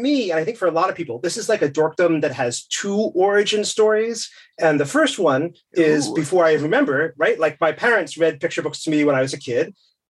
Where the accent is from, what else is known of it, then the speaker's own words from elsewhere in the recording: United States; accent: American; moved away as an adult; now in London, United Kingdom; so I live in London. You can tell from my accents, I'm American, but my kids were born here, they grew up here.